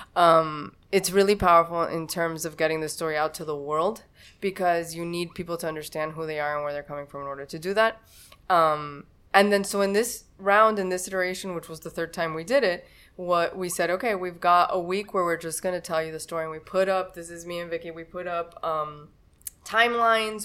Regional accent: Miami, Florida, United States; I was born in Miami

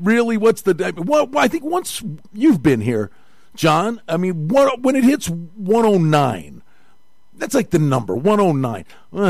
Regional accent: Northeast, United States; now in Las Vegas, United States; Obviously, I'm from the Northeast.

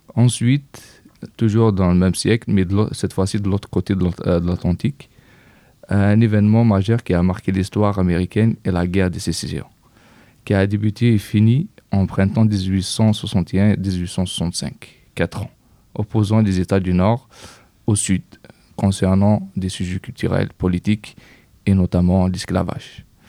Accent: Kabylie, Algeria; now in France; Je viens de Kabylie.

